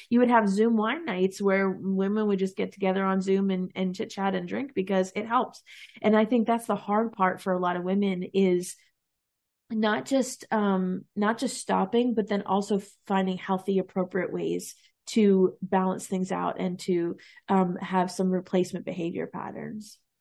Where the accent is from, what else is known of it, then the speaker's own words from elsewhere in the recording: East Coast, United States; I'm from the East Coast